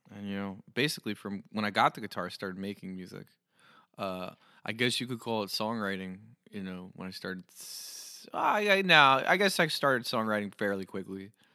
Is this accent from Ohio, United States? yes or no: no; New Jersey, United States; I'm from New Jersey